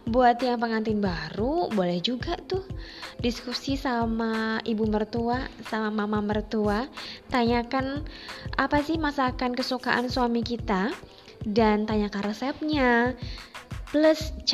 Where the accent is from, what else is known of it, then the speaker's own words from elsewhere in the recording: East Java, Indonesia; Ya, karena saya orang Jawa Timur, jadi referensi masakan saya dulu banyakkan memang dari Jawa Timur.